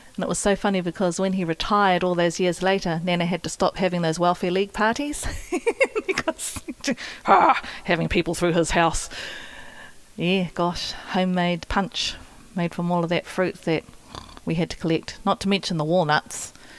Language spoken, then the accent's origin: English; Gisborne, New Zealand; I grew up here in Gisborne